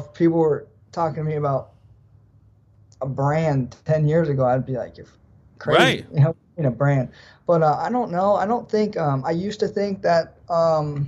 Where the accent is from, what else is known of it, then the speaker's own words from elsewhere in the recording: United States; there's three of us Americans